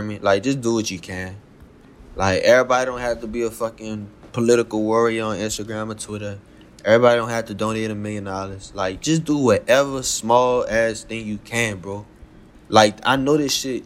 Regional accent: the South, United States; I'm from the South, man. Y'all know that's how I talk

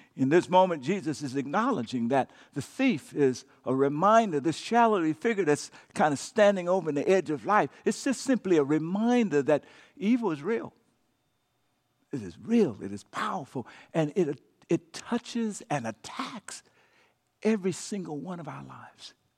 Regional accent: Louisiana, United States; when I was a kid growing up in Cacheta, Louisiana

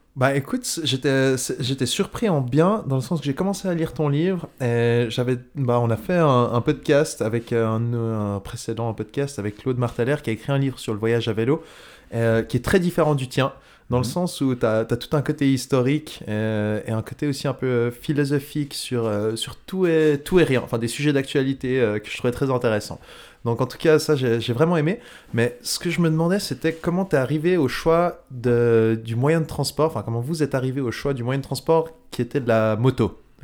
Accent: Switzerland; on est suisse

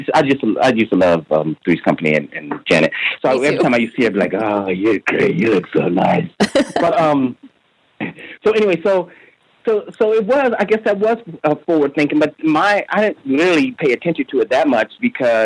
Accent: Midwest, United States; I'm from the Midwest

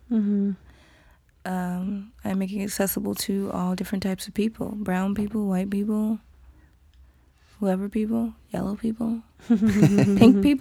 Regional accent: Nigeria; which is important for me to feel as a Nigerian woman moving my body in a certain way.

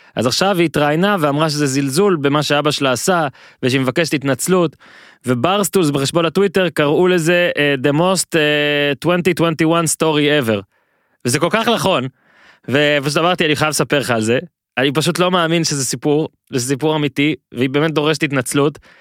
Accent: Northern District, Israel; now in Tel Aviv, Israel

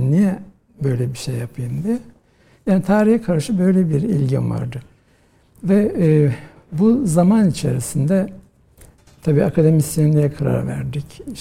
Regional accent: Rize, Rize Province, Turkey; ben e, Rize'de doğdum e, 1963 yılında ve e, ilkokulu, ortaokulu, liseyi Rize'de okudum.

